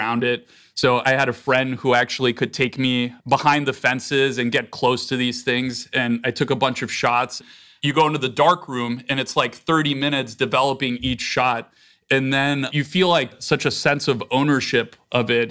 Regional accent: Northern Virginia, United States; moved away as an adult; I grew up on the East Coast near Washington, D.C. in Northern Virginia.

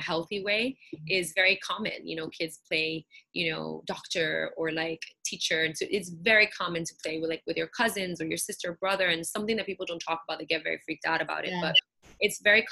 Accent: New York City, New York, United States; I'm Puerto Rican, born and raised in Brooklyn

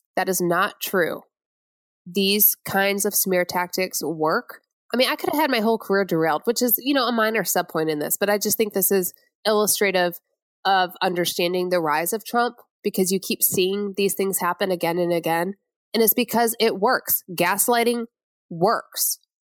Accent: Flint, Michigan, United States; moved away; I'm from Flint, Michigan, outside of there.

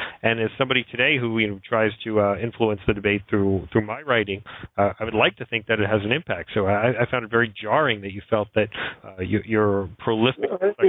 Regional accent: New York, United States; when I was growing up in New York, you could not walk in Central Park in the day or the night

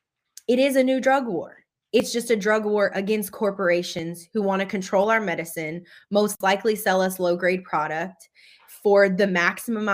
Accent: Louisiana, United States; moved away; growing up in Louisiana in a small town that was predominantly Black, being one of the only people that ever got out of the state in my entire family

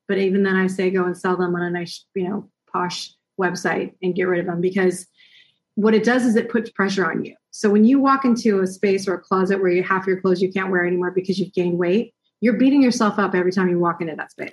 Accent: United States; moved away; we being an American

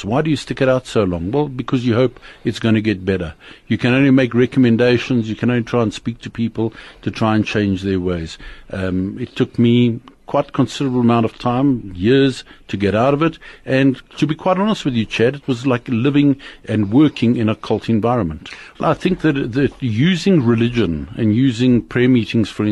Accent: Germiston, Gauteng, South Africa; I'm South African born, lived in Germiston for a good part of 20 years of my life, and then moved around the country.

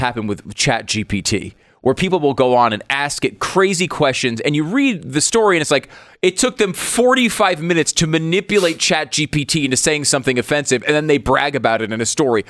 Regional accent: United States; as an American

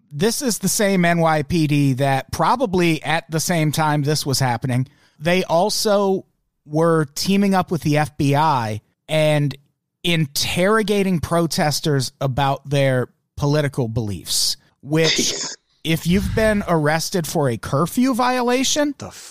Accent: Australia; I'm from Australia

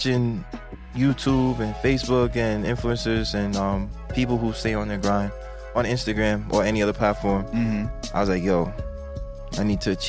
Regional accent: Little Rock, Arkansas, United States; growing up in Left Rock, we always played basketball

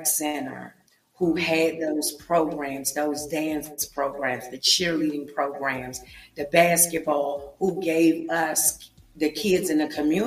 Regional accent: Washington, District of Columbia, United States; I am from Washington, D.C., born and raised, grew up in the projects of Southeast D.C.

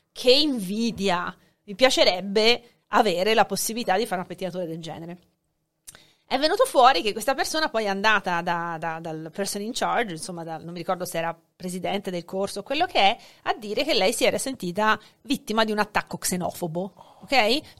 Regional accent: Hungary; also born or lived in Finland; now in Florence, Italy; io tanto sono nata in Ungheria, ma sono, sono, ho, due nazionalità

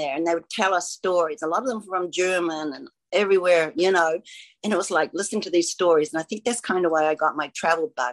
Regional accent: New Zealand; moved away; Grew up in New Zealand

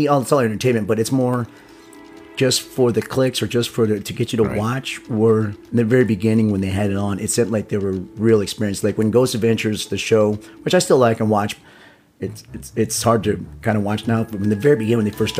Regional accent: Las Vegas, Nevada, United States; I'm figuring from Vegas, and Vegas has a lot of old school casinos and places here.

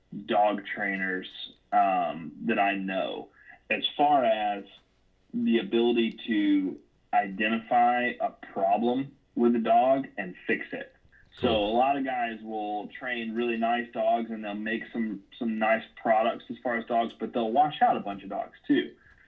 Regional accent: Tupelo, Mississippi, United States; moved away as an adult; also born or lived in Dallas, Texas; I live in Northeast Mississippi. I was born and raised here near Tupelo. Spent about half a decade in the Dallas area. Moved back here and got into gun dogs and hunting at around 21, 22 years old.

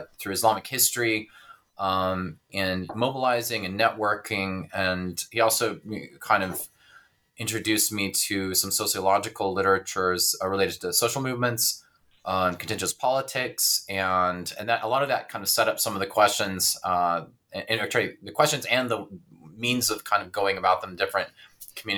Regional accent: south of Dallas, Texas, United States; I am originally from Texas. I grew up south of Dallas

